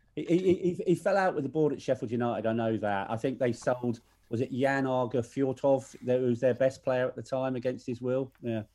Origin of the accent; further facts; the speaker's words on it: Ireland; I'm Irish